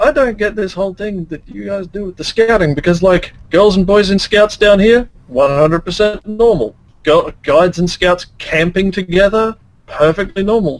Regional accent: Australia; I'm Australian.

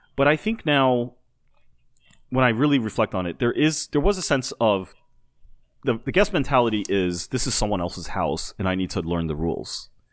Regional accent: United States; being American

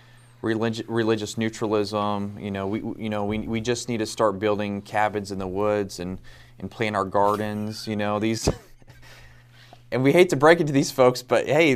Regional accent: Kansas, United States; now in South Carolina, United States; I'm originally from Kansas, but I live in South Carolina now.

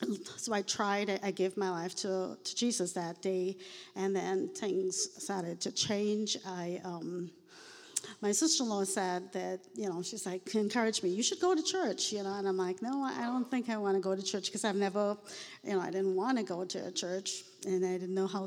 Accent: Trinidad & Tobago; moved away; I was born in the Caribbean. I'm a fourth generation Indian

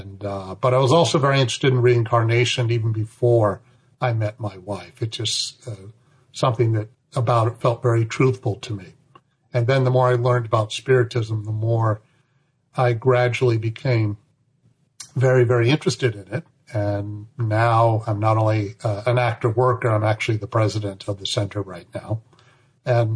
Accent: Berkeley, California, United States; I was born in Berkeley, California

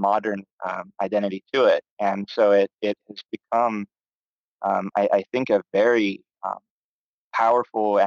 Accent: Pacific Northwest, United States; I come from the Pacific Northwest, which feels very, very removed from the Civil War

